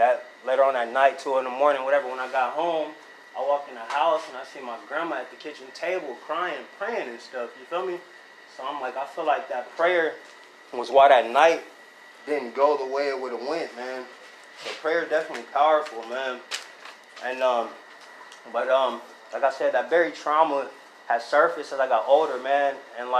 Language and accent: English; Diamond Bar, California, United States; also born or lived in Los Angeles; I moved from Los Angeles to a suburb outside of Los Angeles. Name of the city's Diamond Bar. There I stay with my grandma, my grandpa